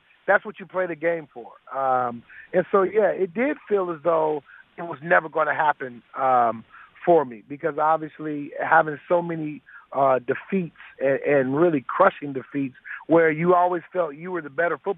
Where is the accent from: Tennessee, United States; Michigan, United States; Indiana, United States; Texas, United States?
Michigan, United States; Detroit; my career ended in my hometown of Detroit